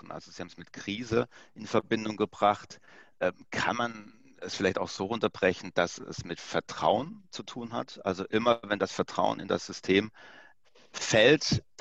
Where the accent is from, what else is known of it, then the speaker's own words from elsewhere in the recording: Pforzheim, Baden-Württemberg, Germany; Ich stamme aus der Goldstadt Pforzheim, wo immer noch 75 Prozent der deutschen Goldverarbeitung stattfindet. Deshalb wurde mir quasi das Goldkettchen äh, in die Wiege gelegt.